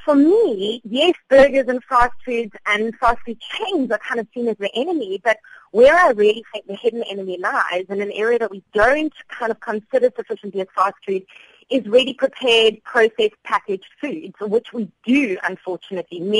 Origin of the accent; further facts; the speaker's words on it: South Africa; as South African adults